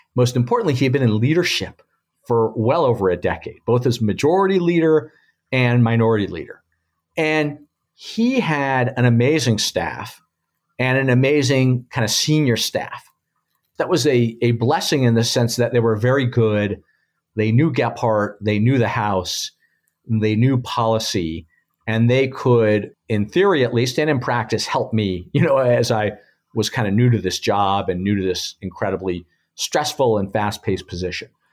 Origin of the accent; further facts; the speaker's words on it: Los Angeles, California, United States; moved away; I grew up in Los Angeles